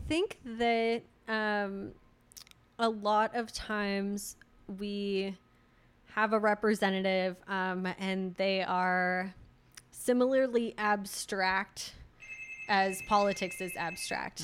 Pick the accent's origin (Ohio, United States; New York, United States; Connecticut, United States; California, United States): California, United States; Redwood City; moved away; my hometown uh, redwood city